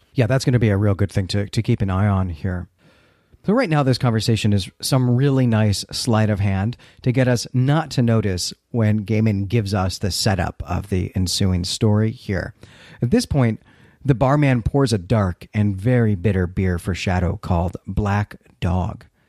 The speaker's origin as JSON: {"language": "English", "country": "United States", "also_born_or_lived": "Northern England", "moved": "as an adult", "said": "I'm an American, but I've lived in England"}